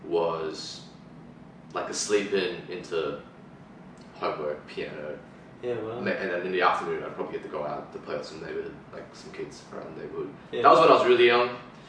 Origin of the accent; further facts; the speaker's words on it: Brisbane, Queensland, Australia; I was born in Brisbane, so born here. My parents immigrated over, so my dad immigrated over about 25 years ago.